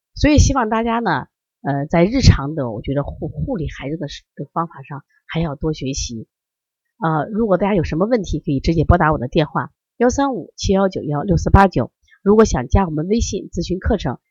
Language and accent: Chinese; Shandong, China; 因为我山东人呀，我们家人可能更多的就是吃面吧